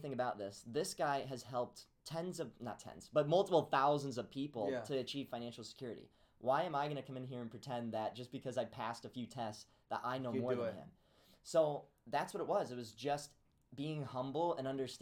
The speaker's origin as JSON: {"language": "English", "town": "Peoria", "region": "Illinois", "country": "United States", "tie": "born or raised there", "moved": "as an adult", "lives_now": "Iowa, United States", "said": "I grew up in Peoria, Illinois"}